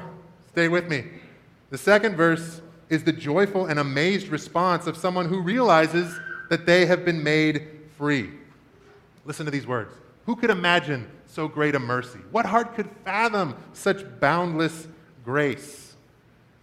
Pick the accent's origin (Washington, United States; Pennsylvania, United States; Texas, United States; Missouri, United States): Washington, United States; When I was a kid growing up in Washington State